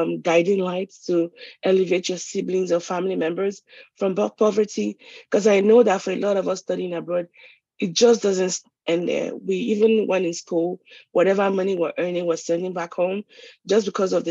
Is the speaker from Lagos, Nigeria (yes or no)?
yes; Lagos, Nigeria; moved away as an adult; I was brought up in Lagos